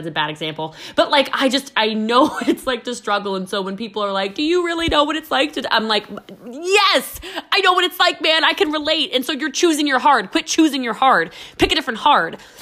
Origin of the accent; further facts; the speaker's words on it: Maryland, United States; was born and raised in Maryland